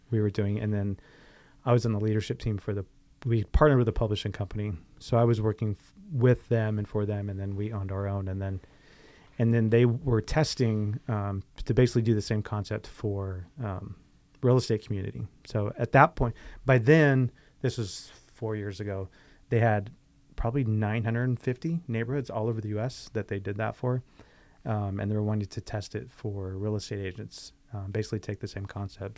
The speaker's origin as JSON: {"language": "English", "town": "Riverside", "region": "California", "country": "United States", "tie": "born or raised there", "also_born_or_lived": "North Carolina", "said": "I grew up in Mission Grove."}